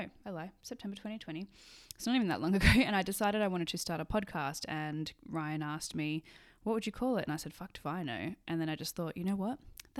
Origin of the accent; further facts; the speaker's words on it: Sydney, New South Wales, Australia; moved away as an adult; now in Edinburgh, United Kingdom; I did it in high school and I grew up in Sydney in Australia. I went to high school in Australia and currently live in Edinburgh.